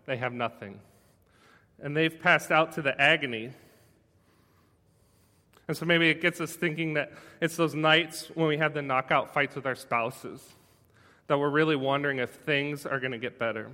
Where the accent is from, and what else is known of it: United States